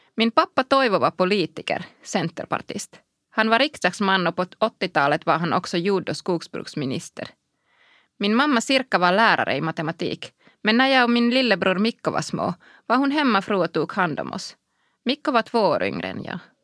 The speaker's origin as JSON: {"language": "Swedish", "town": "Kuopio", "region": "North Savo", "country": "Finland", "tie": "born or raised there", "also_born_or_lived": "Brussels", "second_language": "Swedish", "moved": "as an adult", "said": "Jag är född i Kuopio i slutet av 70-talet och uppvuxen där"}